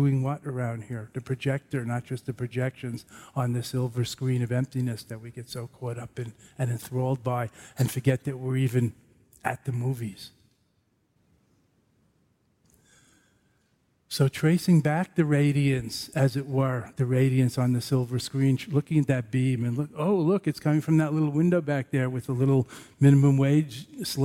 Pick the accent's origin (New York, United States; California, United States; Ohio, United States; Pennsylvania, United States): New York, United States; New York City; I'm from Brooklyn